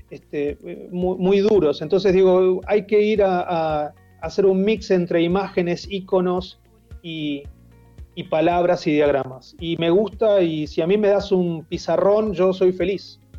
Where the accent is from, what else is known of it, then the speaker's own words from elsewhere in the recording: Tigre, Buenos Aires Province, Argentina; born there; A ver, yo nací en Tigre, iba al Club San Fernando, lo mío era salir al río, yo salía a remar al río.